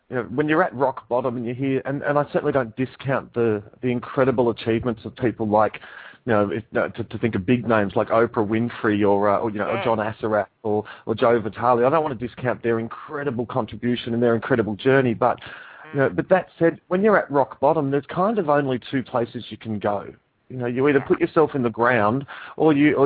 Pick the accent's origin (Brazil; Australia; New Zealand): Australia; Dandenong, Victoria; also born or lived in Papua New Guinea / Melbourne; I grew up in a place called Dandenong